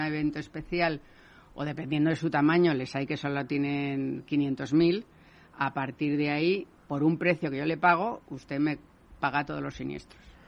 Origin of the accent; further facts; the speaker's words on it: Spain; yo como española